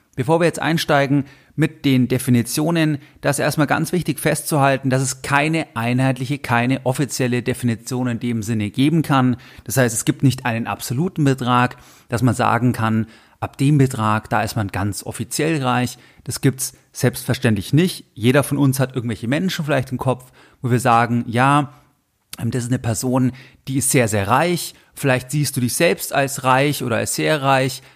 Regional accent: Germany; bei uns in Deutschland

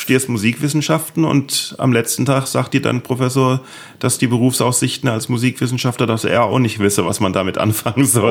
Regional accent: Neustadt an der Weinstraße, Rhineland-Palatinate, Germany; accent: Palatine; ich kann Pfälz, ich bin ja Pfälzer, das ist ja so ein bisschen ähnlich. Das ist so pfälzisch, hessisch.

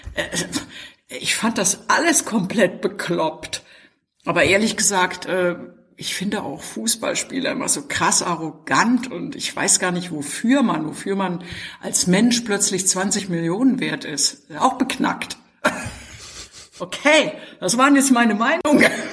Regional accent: GDR, East Germany, Germany; ich bin in der DDR aufgewachsen

